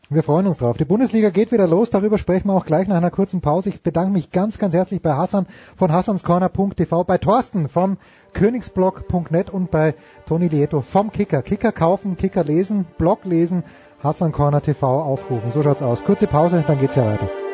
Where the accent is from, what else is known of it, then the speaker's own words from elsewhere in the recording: Austria; ich bin ja Österreicher